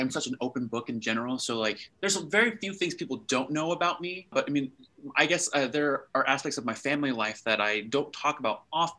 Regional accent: United States; English is a second language; also born or lived in Nebraska / Indiana; growing up in Nebraska and in Indiana, English was very, very hard to learn.

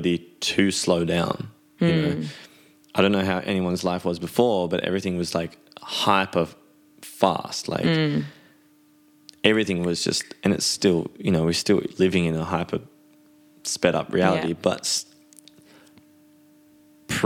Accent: Byron Bay, New South Wales, Australia; moved away as an adult; now in Amsterdam, Netherlands; as an Australian living on the other side of the world, as beautiful as our country is

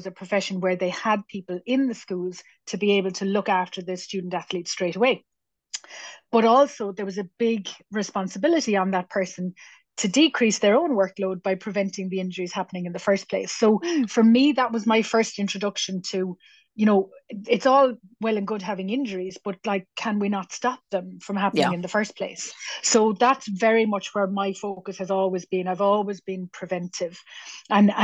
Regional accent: Cork, Munster, Ireland; I born and raised in Cork

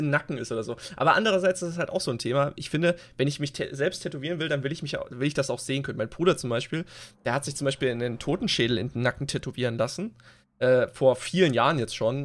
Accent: East Germany, Germany; wir kommen halt aus dem Osten

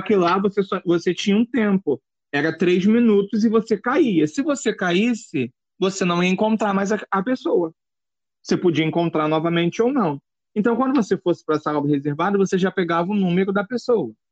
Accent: Brazil; eu não ia sair da minha terra natal

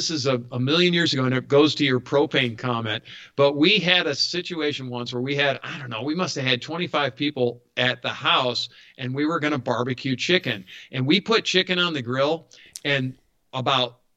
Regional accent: Western New York, United States; now in Atlanta, United States; I grew up outside Western New York

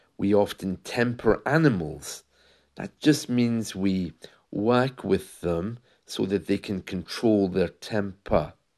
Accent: United Kingdom; in the U K, we have football

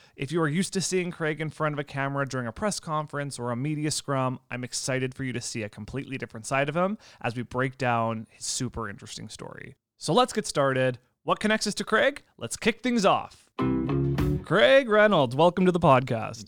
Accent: Saskatchewan, Canada; I'm from Saskatchewan without actually telling you I'm from Saskatchewan

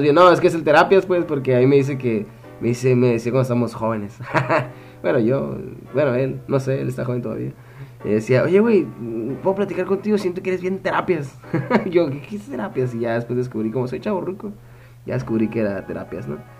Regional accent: Mexico; soy, mexicanón mexicano, 100%

